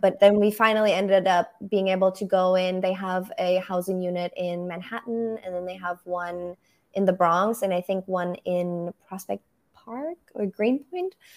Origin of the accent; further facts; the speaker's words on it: Berlin, Germany; first language German; English is a second language; moved away as an adult; also born or lived in Brussels, Belgium; now in United States; I'm originally from Germany. Yes. Um, that's where I grew up in Berlin.